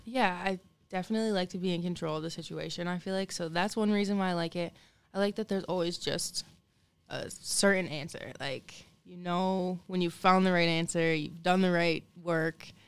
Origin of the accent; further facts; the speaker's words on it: Lansing, Michigan, United States; I was born in Lansing at Sparrow